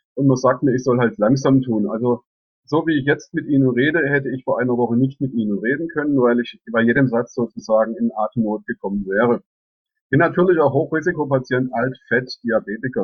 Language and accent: German; Reutlingen, Baden-Württemberg, Germany; also born or lived in Heidelberg / Saxony; die Region Neckaralb liegt mir klar aus am Herzen, weil ich hier geboren bin